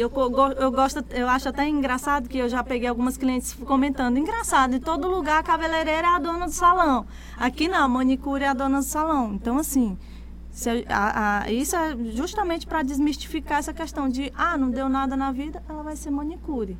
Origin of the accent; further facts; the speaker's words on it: Imperatriz, Maranhão, Brazil; also born or lived in Gurupi, Tocantins; Eu me considero imperatrizense, mas eu nasci em Gurupi, no Tocantins, uhum. na época era Goiás, mas aí hoje é Tocantins. E vim pra cá, pra Imperatriz, eu tinha um ano de idade